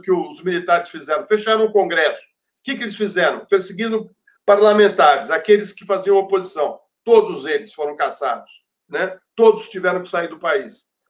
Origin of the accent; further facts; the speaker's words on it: Brazil; nós que somos brasileiros